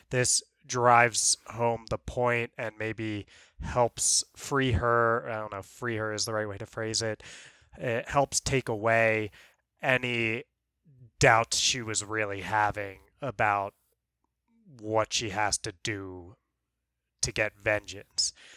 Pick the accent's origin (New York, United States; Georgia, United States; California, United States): New York, United States; you and I growing up in New York